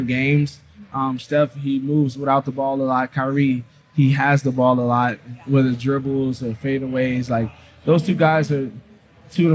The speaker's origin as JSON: {"language": "English", "area": "Pebble Brook", "region": "Georgia", "country": "United States", "tie": "born or raised there", "said": "I went to Pebble Brook"}